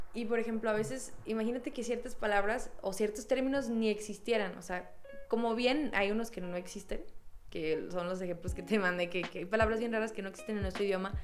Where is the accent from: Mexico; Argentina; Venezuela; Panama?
Mexico; cuando naces aquí y hablas con otro mexicano, luego, luego hay una conexión